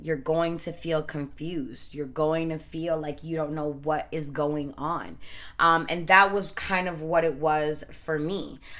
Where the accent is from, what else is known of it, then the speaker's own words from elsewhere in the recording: Canada; I was born and raised in Canada by Jamaican parents.